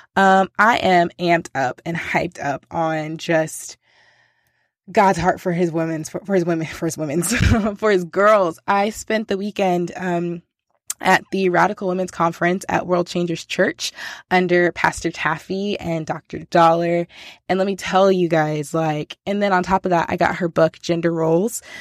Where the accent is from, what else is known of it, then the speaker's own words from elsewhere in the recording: United States; I'm American, and I'm deeply American in that I speak one language and one language only.